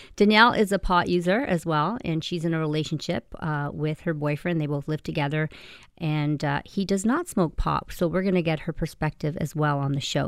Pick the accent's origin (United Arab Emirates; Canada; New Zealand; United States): Canada; we Canadians